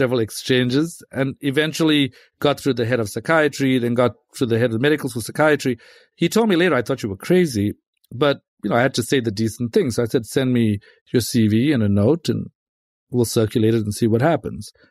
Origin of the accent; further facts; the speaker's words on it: South Africa; moved away; I'm from South Africa, and I was from a, you know, a pretty rough neighborhood, grew up in that neighborhood